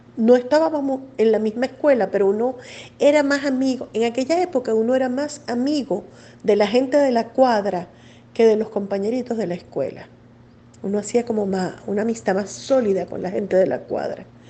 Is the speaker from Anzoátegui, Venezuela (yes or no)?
no; Caracas, Capital District, Venezuela; una infancia completamente caraqueña, de barrio, muy linda